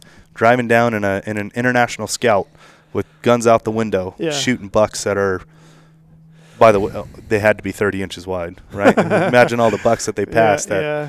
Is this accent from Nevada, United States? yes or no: yes; Nevada, United States; I'm a resident of Nevada.